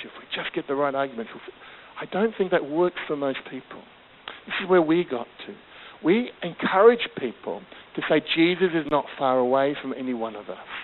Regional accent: Australia; was always growing up as a, um, uh, in Australia, my, my uh, as a British migrant kind of kid

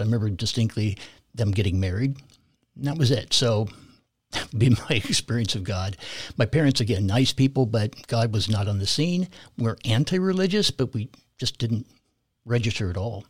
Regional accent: California, United States; I grew up in California, born and raised there

